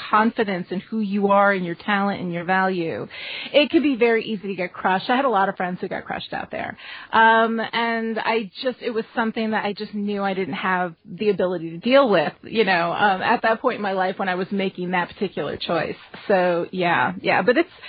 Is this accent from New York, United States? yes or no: yes; Dutchess County, New York, United States; I was born in Dutchess County, New York State.